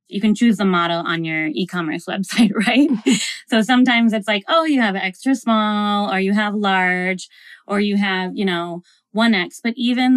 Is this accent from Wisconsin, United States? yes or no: no; Minneapolis, Minnesota, United States; I'm from Minnesota. I'm from Minneapolis.